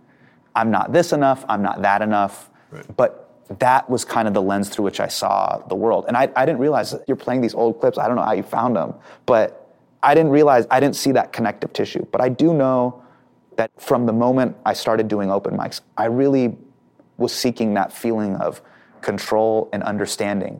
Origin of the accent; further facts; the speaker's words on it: Davis, California, United States; I grew up in Davis, which is right by Sacramento